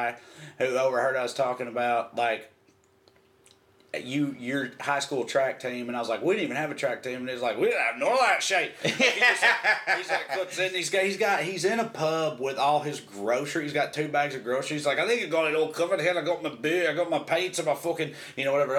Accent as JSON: {"language": "English", "region": "Tennessee", "country": "United States", "said": "we're from Tennessee"}